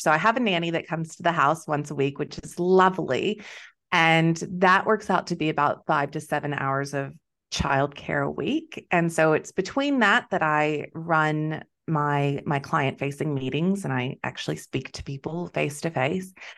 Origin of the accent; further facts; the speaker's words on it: Texas, United States; moved away as an adult; also born or lived in Wheat Belt, Western Australia; now in Western Australia, Australia; I'm originally from Texas